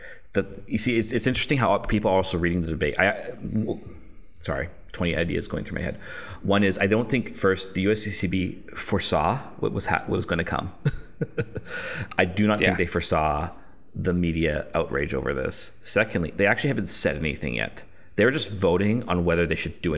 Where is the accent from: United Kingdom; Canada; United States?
Canada; I'm a Canadian